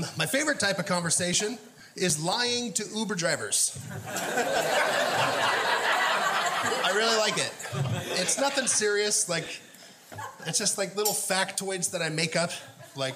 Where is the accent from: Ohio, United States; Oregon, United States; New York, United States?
Oregon, United States; now in Portland, United States; I grew up in Linn County, Oregon